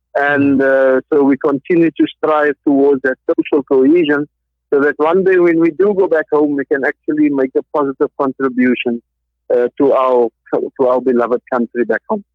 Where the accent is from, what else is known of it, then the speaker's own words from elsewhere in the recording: Cape Town, Western Cape, South Africa; moved away as an adult; also born or lived in Qatar; now in Doha, Qatar; I hail from Cape Town, South Africa.